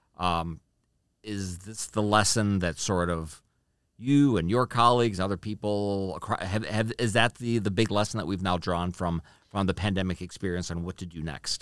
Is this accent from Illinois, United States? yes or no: yes; Chicago, Illinois, United States; moved away as an adult; I'm from Chicago, we used to live in Chicago, every once in a while, we, we drive past the house I grew up